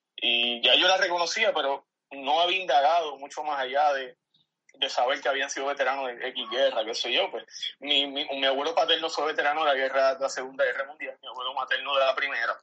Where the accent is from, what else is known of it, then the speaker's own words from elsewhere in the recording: San Germán, Puerto Rico; nacido y criado aquí en San Germán